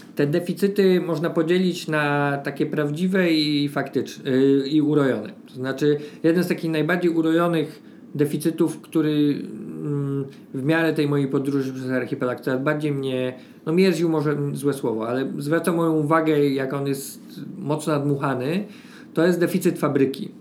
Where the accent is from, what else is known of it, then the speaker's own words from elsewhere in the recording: Poznań, Greater Poland, Poland; now in Warsaw, Poland; Ja sam jestem z Poznania, czyli miasta mniejszego od Warszawy